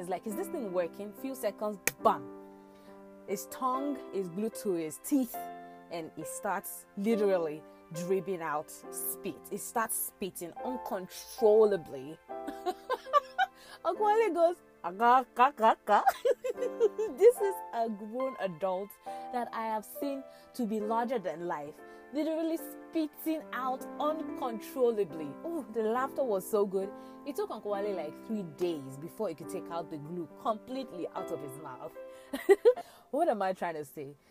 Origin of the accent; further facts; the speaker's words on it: Ibadan, Oyo, Nigeria; Growing up in Agbowo, Ibadan, again, Nigeria